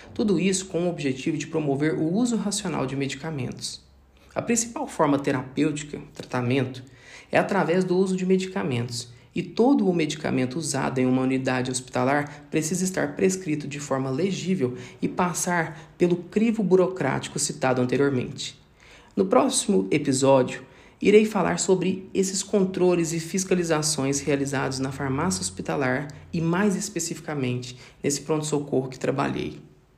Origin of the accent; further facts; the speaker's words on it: Araguari, Minas Gerais, Brazil; Eu nasci em Araguari, uma pequena cidade do interior de Minas Gerais, situada no Triângulo Mineiro